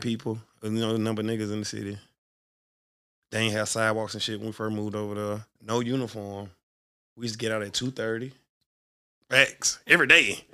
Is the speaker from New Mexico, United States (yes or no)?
no; Birmingham, Alabama, United States; I'm from Birmingham